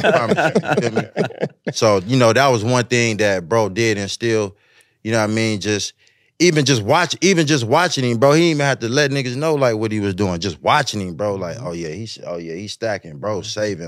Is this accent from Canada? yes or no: no; West Coast, United States; I'm from the West